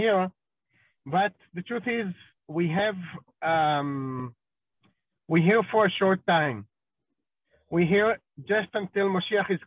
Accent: Israel; moved away as an adult; now in Guatemala; I was born in Israel, grew up in Israel, studied in Israel

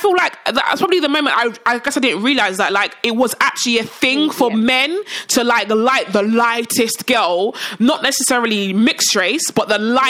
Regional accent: Nigeria; I'm Nigerian. I'm not saying I'm Nigerian. I'm Nigerian. Both my parents are Nigerian.

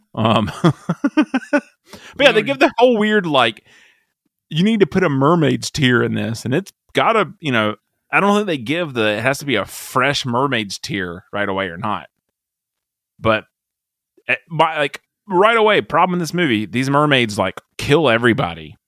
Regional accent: South Carolina, United States; I'm from South Carolina

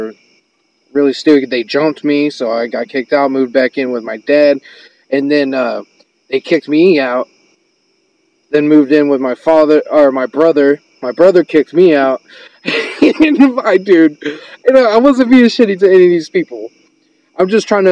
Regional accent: Missouri, United States; now in Fayetteville, United States; all my life I was born and raised in Missouri

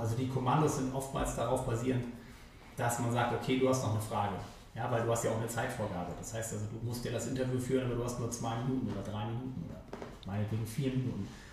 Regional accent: Hamburg, Germany; also born or lived in Meppen; Ich bin in Eimsbüttel aufgewachsen

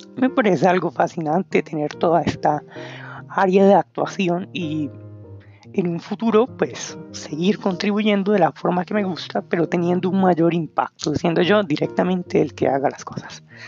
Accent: Bogotá, Colombia; soy de Colombia, de Bogotá

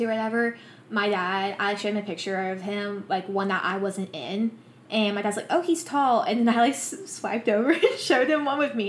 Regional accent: the South, United States; we are from the South

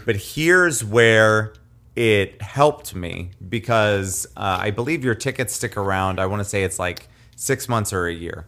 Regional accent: Nevada, Iowa, United States; from my hometown of Nevada

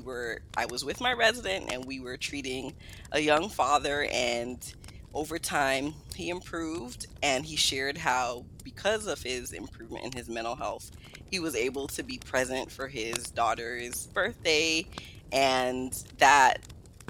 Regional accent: New York City, New York, United States; also born or lived in Guyana; I was raised in Brooklyn, New York.

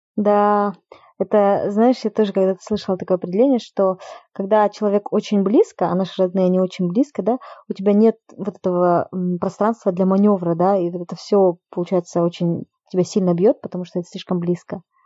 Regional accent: Kokshetau, Akmola Region, Kazakhstan; now in Almaty, Kazakhstan; я сейчас живу в Алмате, это большой город, который намного свободнее, да, во многих отношениях, чем Кокштау

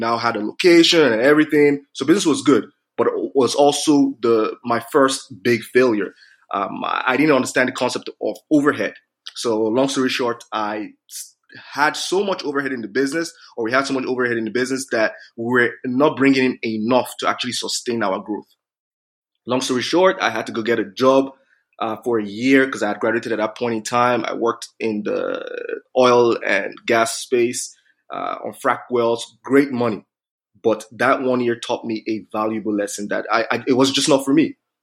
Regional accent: Nigeria; moved away as an adult; now in Canada; I grew up in Nigeria

